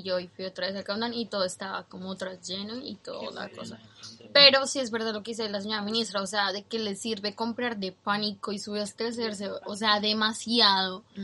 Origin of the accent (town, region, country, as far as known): Colombia; moved away as an adult; now in New Zealand